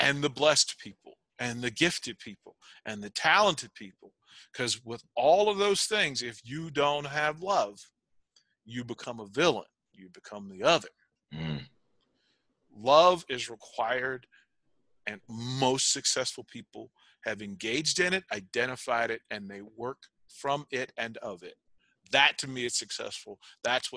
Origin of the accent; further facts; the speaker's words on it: Arlington, Virginia, United States; I'm from Arlington, Virginia, a place called Green Valley, just outside of DC